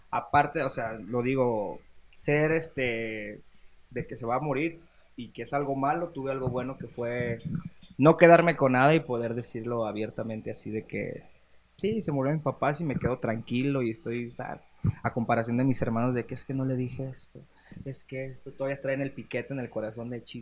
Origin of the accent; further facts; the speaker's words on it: Guadalajara, Jalisco, Mexico; born there; Yo nací aquí en Guadalajara. Todos mis hermanos nacieron aquí en Guadalajara